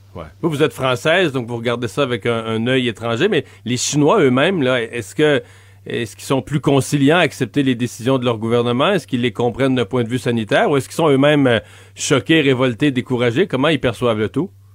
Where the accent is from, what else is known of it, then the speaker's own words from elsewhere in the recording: Bas-Saint-Laurent, Quebec, Canada; mon coin de pays, dans le bas du fleuve